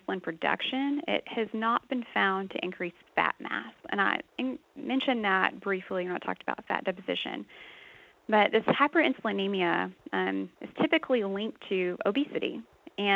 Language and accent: English; Texas, United States; I actually grew up on a dairy farm in Texas